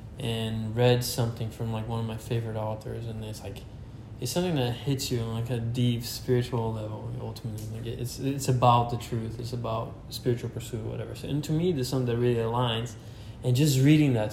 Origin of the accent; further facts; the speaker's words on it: Brazil; moved away; I'm from Brazil, and I haven't seen my family in 19 years